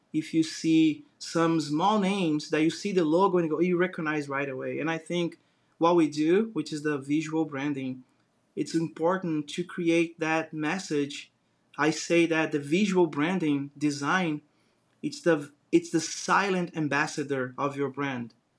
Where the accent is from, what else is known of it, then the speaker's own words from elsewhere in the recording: Brazil; English is a second language; moved away as an adult; now in United States; I grew up in Brazil watching Bugs Bunny